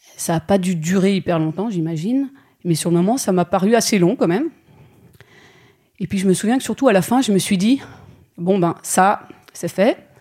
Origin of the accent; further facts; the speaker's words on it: Belgium; Je suis belge, j'ai fait ma scolarité en Belgique